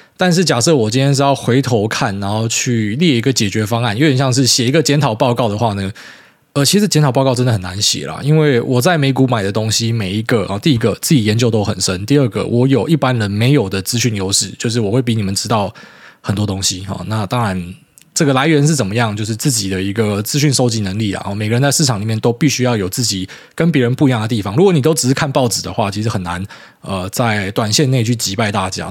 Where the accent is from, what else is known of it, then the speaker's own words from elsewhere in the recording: Taiwan; 我们台湾人